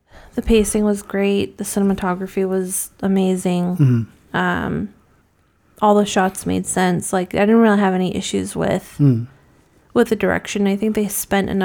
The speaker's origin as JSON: {"language": "English", "region": "New England", "country": "United States", "tie": "born or raised there", "said": "I grew up in New England"}